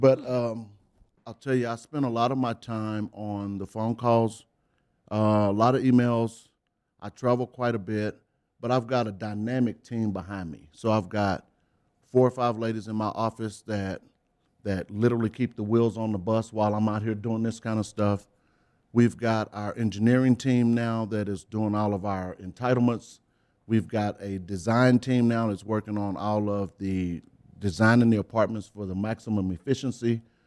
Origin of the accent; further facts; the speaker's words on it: Beaumont, Texas, United States; In Beaumont, Texas